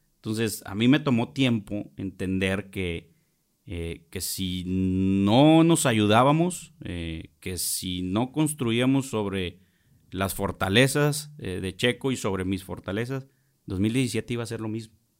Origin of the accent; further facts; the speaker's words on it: Monterrey, Nuevo León, Mexico; also born or lived in Jalisco; soy regiomontano